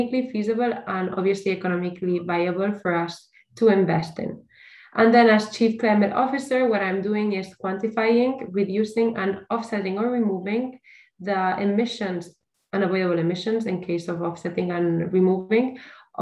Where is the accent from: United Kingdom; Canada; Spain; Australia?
Spain; Barcelona, Catalonia; I am from Barcelona